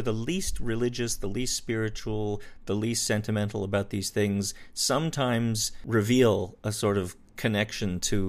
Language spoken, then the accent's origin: English; Wyoming, United States; I grew up in Wyoming, a little bit more out there, there in the sticks.